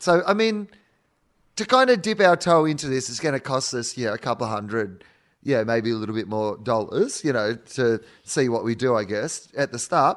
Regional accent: Australia; we're from Australia

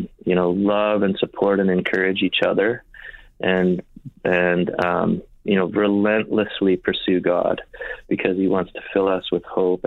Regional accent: Winnipeg, Manitoba, Canada; in Winnipeg, I grew up in Winnipeg

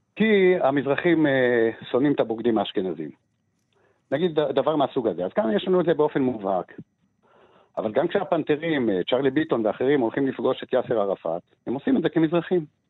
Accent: Jerusalem, Jerusalem District, Israel; אבישי ואני גדלנו באותו, באותו מיליה, שזה מיליה של הציונות הדתית אה, בירושלים

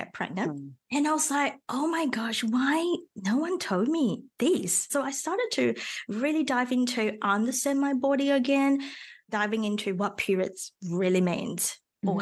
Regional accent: Malaysia; first language Mandarin; English is a second language; moved away as an adult; also born or lived in Melbourne, Australia / Sydney, Australia; now in Australia; I originally from Malaysia

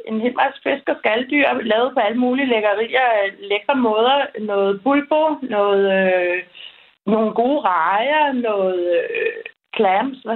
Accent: Denmark; moved away as an adult; now in Spain; derhjemme i Danmark

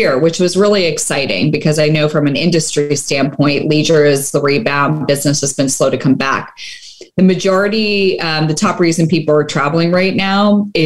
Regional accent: Las Vegas, Nevada, United States; my hometown of Las Vegas

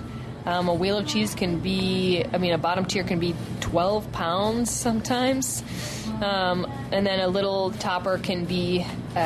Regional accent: Wisconsin, United States; I'm from Wisconsin

